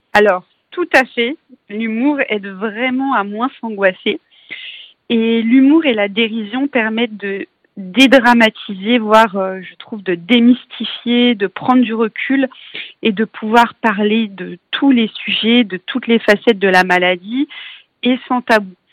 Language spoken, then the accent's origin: French; Paris, Île-de-France, France; je suis parisienne